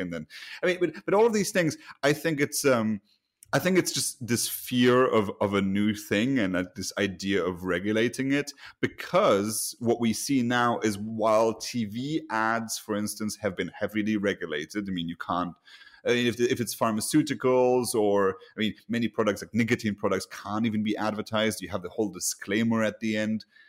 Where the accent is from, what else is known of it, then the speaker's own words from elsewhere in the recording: Luxembourg; moved away; my home country, uh, Luxembourg